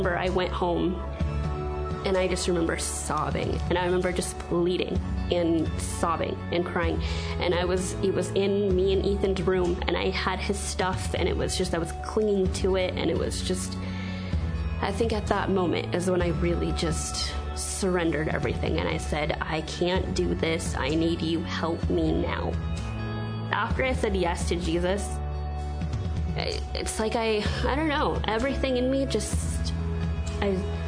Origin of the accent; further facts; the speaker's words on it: Redmond, Washington, United States; also born or lived in India; So I was adopted from India when I was 9 months old. Grew up here in Redmond, went to school in Redmond